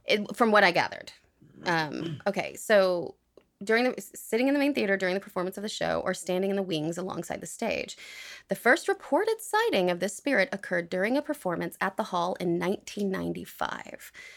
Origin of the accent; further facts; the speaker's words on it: United States; I am from the United States